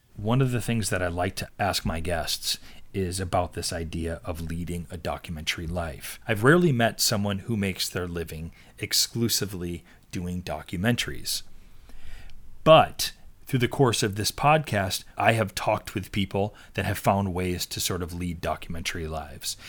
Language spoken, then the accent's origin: English; East Coast, United States; I grew up on the East Coast